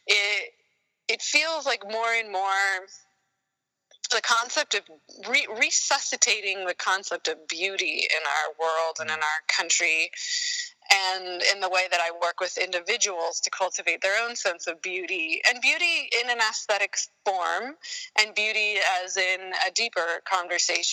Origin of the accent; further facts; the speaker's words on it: Sacramento, California, United States; also born or lived in San Diego, California / Germany; I was born in Sacramento, and so I'm a California native, and lived my first formative, I guess, 12 years there